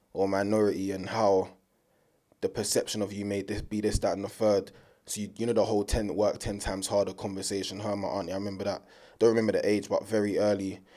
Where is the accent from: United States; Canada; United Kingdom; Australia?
United Kingdom; being British and being born here.